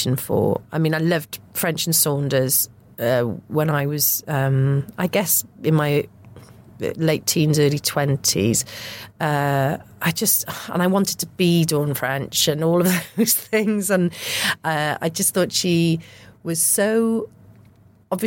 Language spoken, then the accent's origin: English; Porthcawl, Wales, United Kingdom; also born or lived in Warwick / Cardiff; my hometown, Porthcawl.